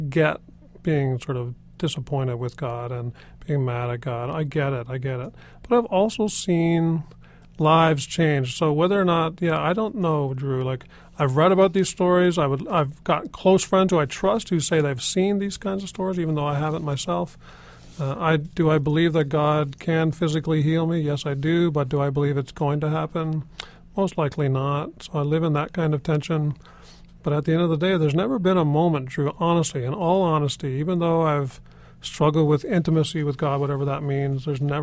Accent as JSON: {"language": "English", "region": "Newfoundland and Labrador", "country": "Canada", "tie": "born or raised there", "said": "I grew up in Newfoundland"}